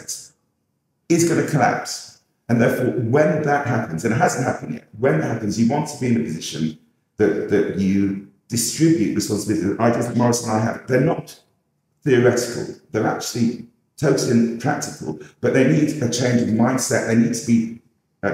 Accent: England, United Kingdom; We're passive as English

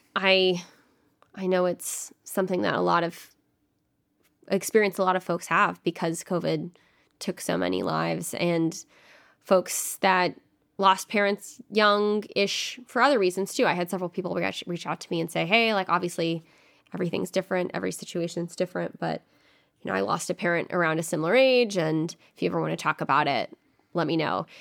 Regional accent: The Woodlands, Texas, United States; moved away as an adult; now in Washington, D.C., United States; from the Woodlands, Texas, which is near Houston, and grew up there my whole life, same house

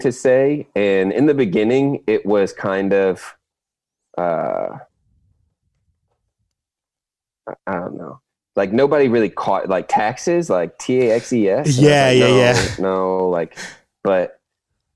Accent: Fredericksburg, Virginia, United States; moved away as an adult; now in Chesapeake, United States; From Fredericksburg, actually. So I grew up, I've been in Ferg my whole life

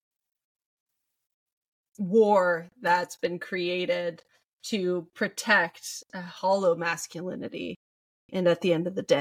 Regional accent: Midwest, United States; growing up in the Midwest

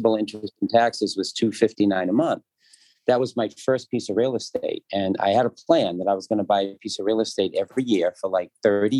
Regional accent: Danvers, Massachusetts, United States; In Danvers, where I was born, where I grew up, where I went to high school.

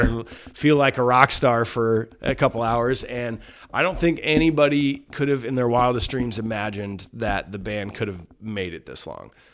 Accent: Cedar Rapids, Iowa, United States; This is my hometown

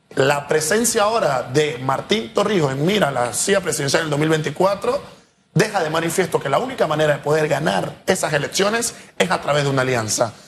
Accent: Panama; como panameños

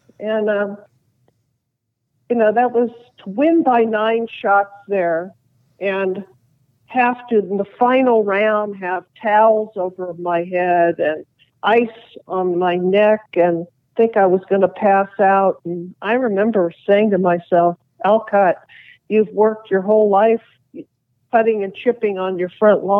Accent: Nashville, Tennessee, United States; I'm from Nashville.

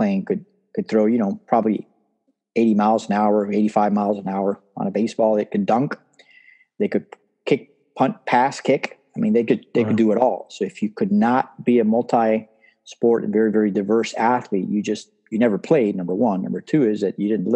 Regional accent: Miami, Florida, United States; also born or lived in Cuba; They came to Miami and I lived in Miami pretty much my entire life

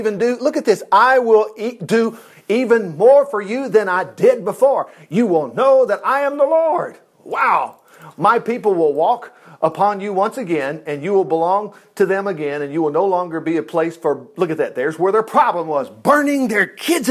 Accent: United States; We always say as American Christians

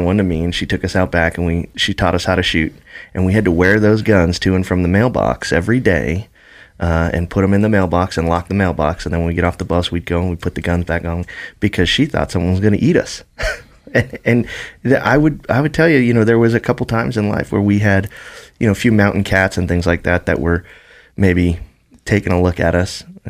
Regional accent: North Idaho, United States; my brother and I growing up in North Idaho, and it being so dangerous in our neighborhood, not from gangs, not from other kids, from grizzly bears.

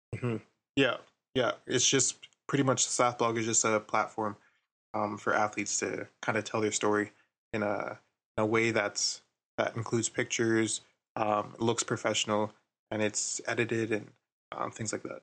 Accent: Ottawa, Ontario, Canada; I'm from Ottawa as well

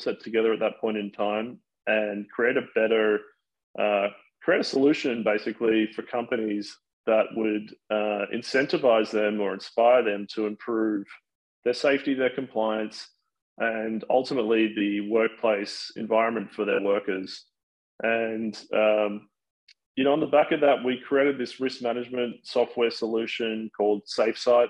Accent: Sydney, New South Wales, Australia; now in United States; I am originally from Sydney, Australia.

